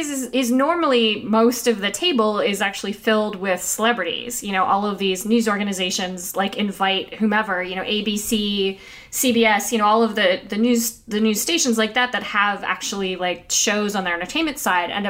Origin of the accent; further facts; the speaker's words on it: Scotia, New York, United States; I grew up in Scotia, so SDHS represent.